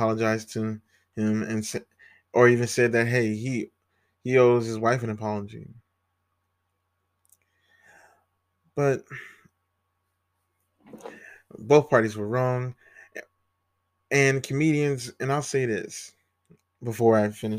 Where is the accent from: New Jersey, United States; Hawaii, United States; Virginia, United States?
Virginia, United States; I grew up in Virginia